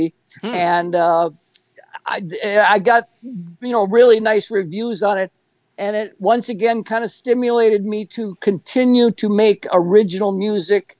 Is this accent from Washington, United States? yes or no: no; Green Bay, Wisconsin, United States; moved away as an adult; also born or lived in Los Angeles; Growing up in Green Bay, it was a vibrant rock and roll music scene